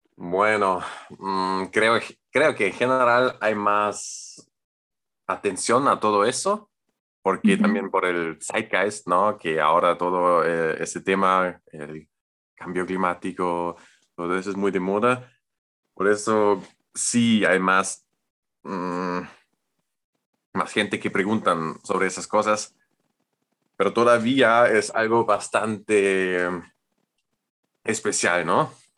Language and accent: Spanish; Germany; Spanish is a second language; soy alemán y estudio arquitectura